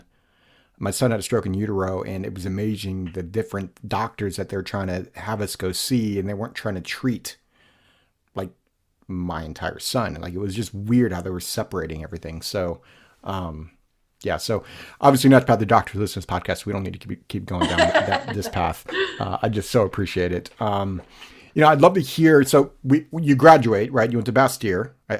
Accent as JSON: {"language": "English", "region": "Maryland", "country": "United States", "tie": "born or raised there", "said": "I grew up a lot in Maryland"}